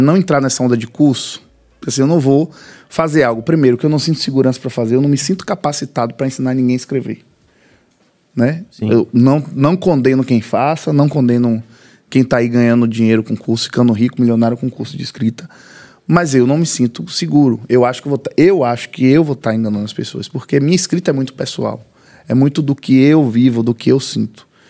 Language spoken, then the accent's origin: Portuguese; Muritiba, Bahia, Brazil; Eu vivi 30 anos no Reconcavo Baiano